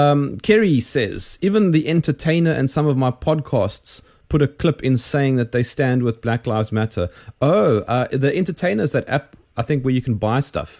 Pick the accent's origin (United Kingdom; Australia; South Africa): South Africa; I'm South African